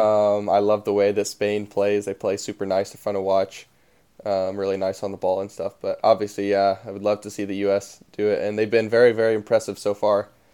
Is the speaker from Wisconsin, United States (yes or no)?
no; Dayton, Tennessee, United States; I live in Dayton, Tennessee, or I'm from Dayton, Tennessee